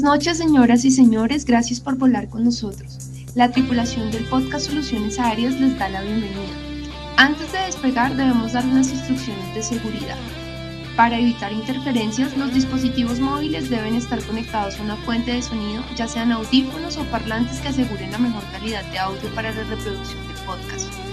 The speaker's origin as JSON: {"language": "Spanish", "town": "Sogamoso", "region": "Boyacá", "country": "Colombia", "said": "yo soy de Sogamoso, que es un pueblo ahí medianamente pequeño, medianamente grande. Un pueblo ahí mediano de, Boyacá"}